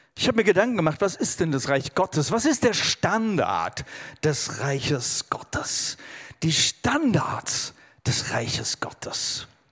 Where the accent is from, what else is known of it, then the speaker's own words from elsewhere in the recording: Germany; also born or lived in India; ich bin Deutscher.